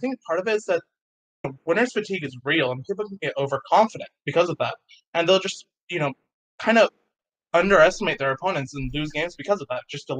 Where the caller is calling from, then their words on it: Dallas, Texas, United States; Dallas, Texas.